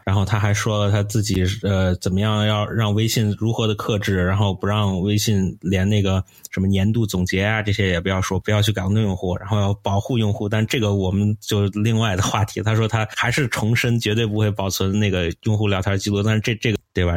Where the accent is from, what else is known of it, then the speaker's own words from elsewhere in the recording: China; 我是中国人